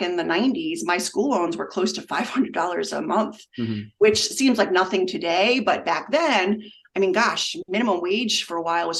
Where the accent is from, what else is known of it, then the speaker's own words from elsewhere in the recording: Long Island, New York, United States; now in Connecticut, United States; I grew up on Long Island